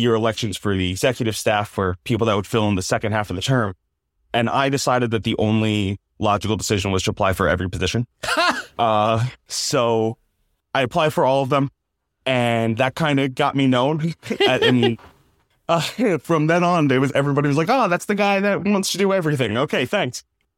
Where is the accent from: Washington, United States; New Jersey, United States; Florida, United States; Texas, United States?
New Jersey, United States; moved away as an adult; So I'm originally from Jersey.